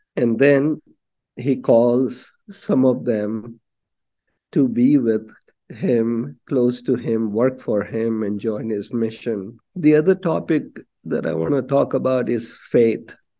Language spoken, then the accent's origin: English; Mumbai, Maharashtra, India; moved away; I grew up in Bombay